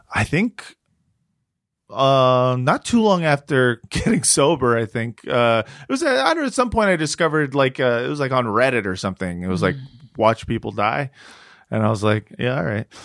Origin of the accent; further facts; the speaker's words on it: Los Angeles, California, United States; From here, from Los Angeles